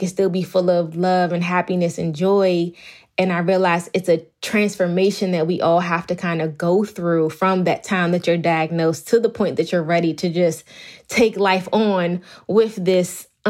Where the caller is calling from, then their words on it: Bowie, Maryland, United States; I'm actually in my office, but in Bowie, Maryland.